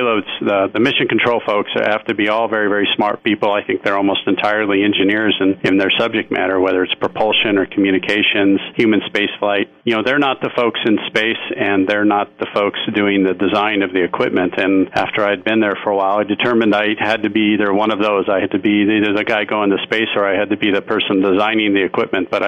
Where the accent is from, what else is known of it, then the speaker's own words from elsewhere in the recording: Las Cruces, New Mexico, United States; also born or lived in Albuquerque / El Paso; I was born in Albuquerque. I spent just a bit of time in El Paso as a kid and then grew up in Las Cruces.